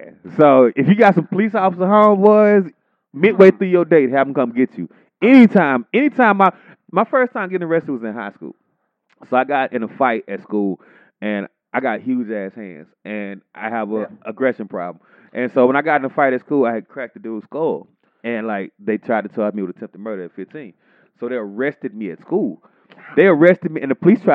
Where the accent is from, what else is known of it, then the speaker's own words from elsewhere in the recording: Texas, United States; I grew up in Texas